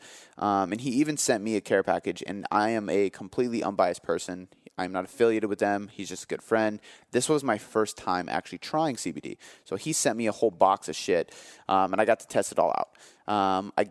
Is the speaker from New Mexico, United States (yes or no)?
no; Seattle, Washington, United States; I am from Seattle